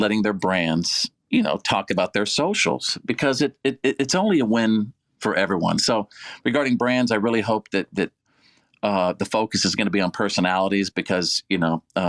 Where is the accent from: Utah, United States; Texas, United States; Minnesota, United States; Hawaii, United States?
Texas, United States; Bowie; From my hometown of Bowie, Texas